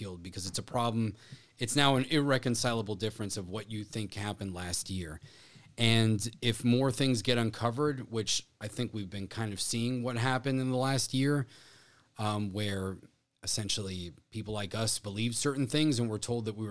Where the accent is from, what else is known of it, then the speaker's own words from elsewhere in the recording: South Florida, United States; growing up in South Florida